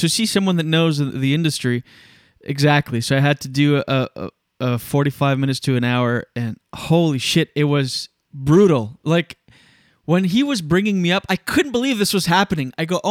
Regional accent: Canada; I'm very Canadian.

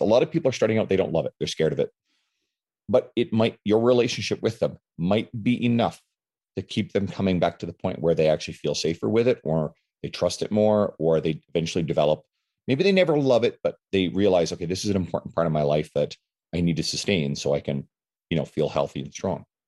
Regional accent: St. John's, Newfoundland and Labrador, Canada; now in Edmonton, Canada; I'm from um, originally from the east coast of Canada, St. John's, Newfoundland, but I live in Edmonton, Alberta

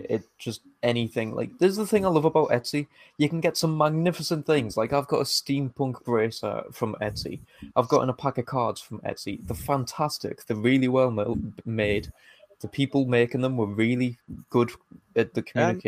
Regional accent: England, United Kingdom; us being English

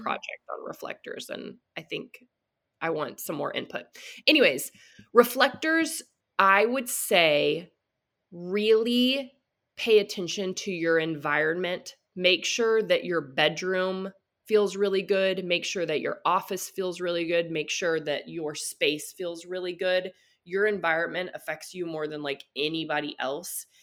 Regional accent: Texas, United States; I grew up in the Bible Belt in Texas

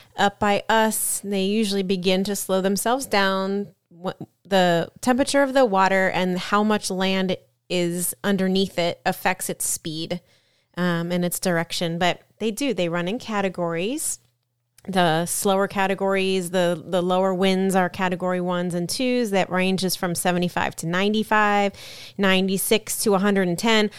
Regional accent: Florida, United States; we are from Florida

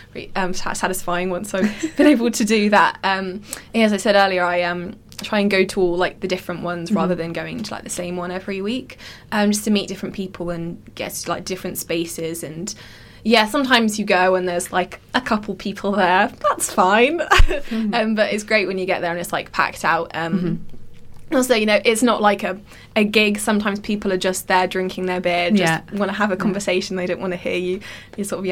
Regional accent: Reading, South East England, United Kingdom; moved away as an adult; now in London, United Kingdom; I grew up in Reading, in Berkshire.

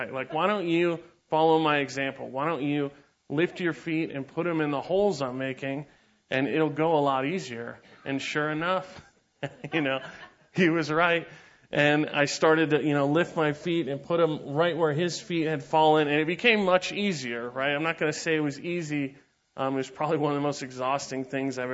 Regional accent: San Diego, California, United States; I grew up in San Diego

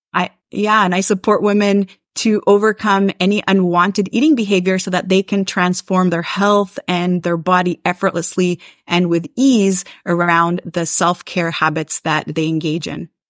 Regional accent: Montreal, Quebec, Canada; I am from Montreal, Quebec, Canada

